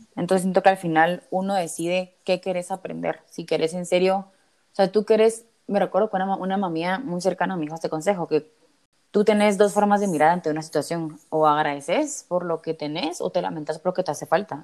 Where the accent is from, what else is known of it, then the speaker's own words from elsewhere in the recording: Guatemala; moved away as an adult; also born or lived in Spain; todas somos de Guate